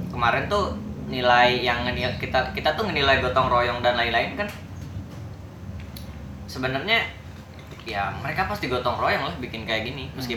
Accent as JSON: {"language": "Indonesian", "town": "Garut", "region": "West Java", "country": "Indonesia", "said": "Garut dari Garut ya. bukan dari sini ya"}